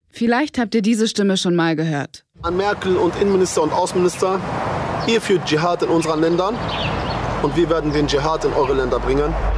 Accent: Berlin, Germany; Ich bin in Berlin geboren und aufgewachsen

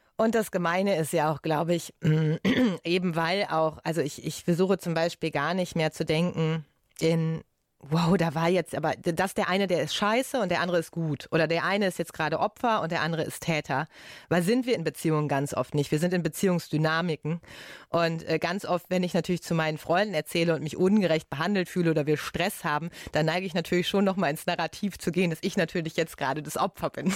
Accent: Ruhr area, North Rhine-Westphalia, Germany; Ich komme ja aus dem Ruhrgebiet

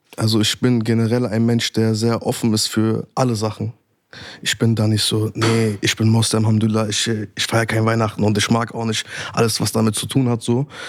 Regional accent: Berlin, Germany; Ich bin in Neukölln aufgewachsen, Nordneukölln, Damweg Sonnenallee

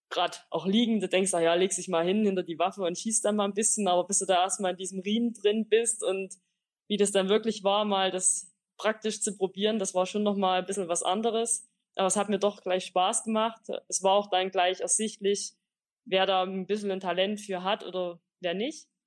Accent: Bockau, Saxony, Germany; Also ich komme ursprünglich aus Bockau, das ist mein Heimatdorf im Erzgebirge.

